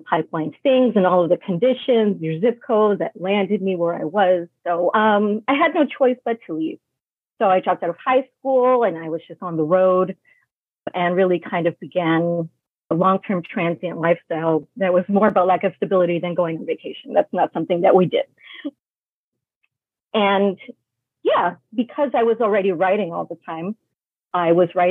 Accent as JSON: {"language": "English", "town": "New York City", "region": "New York", "country": "United States", "tie": "born or raised there", "also_born_or_lived": "Brooklyn, New York / Florida", "said": "I was born in Brooklyn in the 80s, settled in Queens in the 90s"}